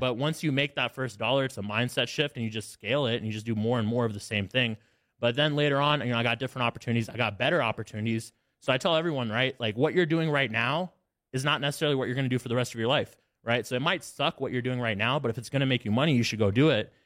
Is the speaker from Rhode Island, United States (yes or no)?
no; Alabama, United States; I grew up in Alabama